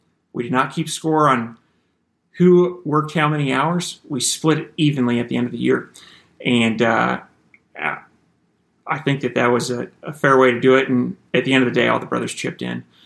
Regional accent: Iowa, United States; So I grew up in Iowa and had four younger brothers

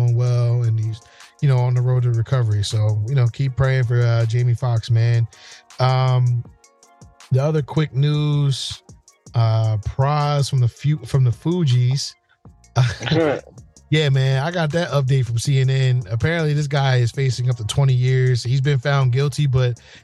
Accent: New Jersey, United States; growing up in Jersey

